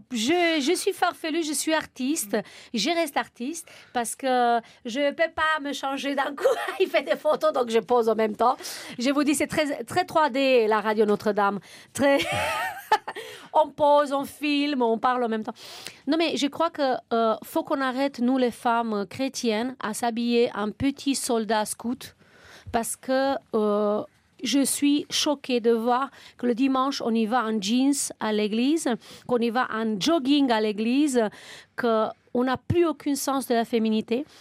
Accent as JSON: {"language": "French", "country": "Romania", "moved": "yes", "lives_now": "France", "said": "nous les Roumains"}